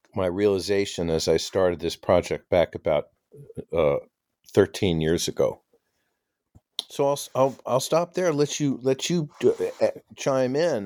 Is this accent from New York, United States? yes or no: yes; New York City, New York, United States; I grew up in New York City on the Upper West Side